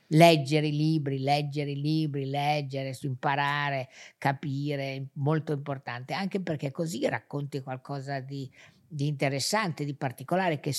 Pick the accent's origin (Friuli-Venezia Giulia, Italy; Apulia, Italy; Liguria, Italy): Liguria, Italy; Genoa; Sì, sono genovese.